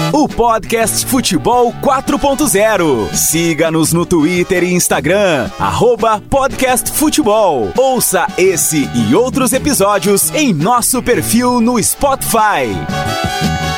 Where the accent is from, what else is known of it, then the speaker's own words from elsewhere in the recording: Santiago, Rio Grande do Sul, Brazil; sou de Santiago, Rio Grande do Sul, trabalho aqui na Rádio Verdes Pampas